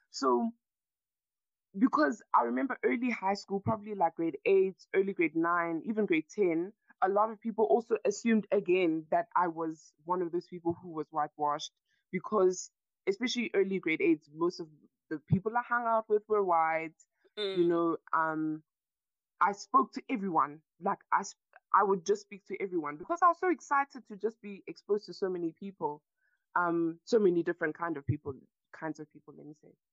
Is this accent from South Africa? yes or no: yes; South Africa; I'm a South African citizen. I've been born and raised here